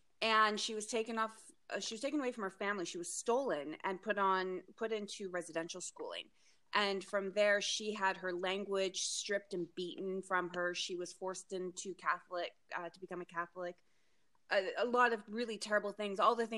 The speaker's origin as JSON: {"language": "English", "town": "White Rock", "region": "British Columbia", "country": "Canada", "tie": "born there", "said": "I was raised all over the place, but I was born in White Rock, British Columbia."}